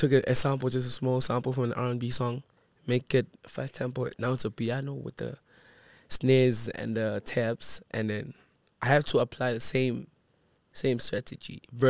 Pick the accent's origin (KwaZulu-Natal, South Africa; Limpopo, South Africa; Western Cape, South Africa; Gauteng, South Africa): Gauteng, South Africa; Daveyton; we were a group of homies in Davidson. I grew up in Davidson.